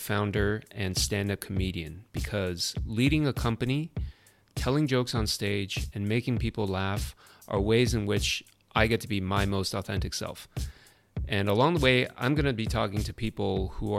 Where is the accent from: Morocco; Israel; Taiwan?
Taiwan; Taipei; now in Tokyo, Japan; I'm from Taipei, Taiwan. I'm currently based in Tokyo